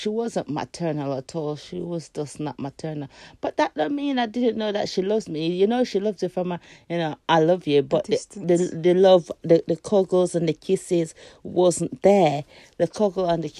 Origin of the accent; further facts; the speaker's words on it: Jamaica; also born or lived in England; now in United Kingdom; I come from a country where there's no rules. And even if it's rules, people broke them every day. I was born in Jamaica.